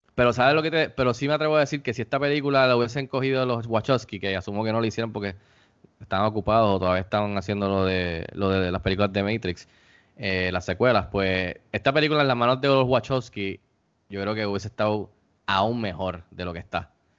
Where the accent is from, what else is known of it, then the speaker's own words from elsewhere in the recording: Puerto Rico; nuestras vidas aquí en Puerto Rico como puertorriqueños